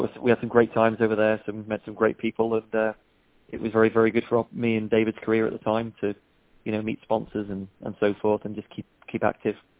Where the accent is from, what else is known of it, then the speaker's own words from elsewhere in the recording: Isle of Man; moved away; I'm from the Isle of Man, but I moved off in '93